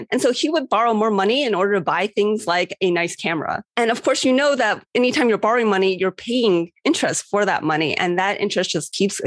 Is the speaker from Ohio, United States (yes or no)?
yes; Cleveland, Ohio, United States; I was in Cleveland, Ohio, which was my hometown